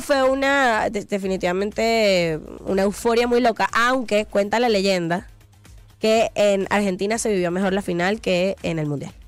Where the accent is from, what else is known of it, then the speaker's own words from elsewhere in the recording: Venezuela; moved away as an adult; now in Mexico; yo voy a mi patria y así veo a mis papás